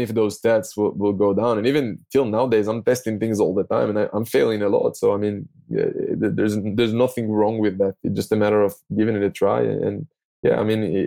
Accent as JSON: {"language": "English", "town": "Tel Aviv", "region": "Tel Aviv District", "country": "Israel", "second_language": "English", "said": "I'm from Tel Aviv, from Israel"}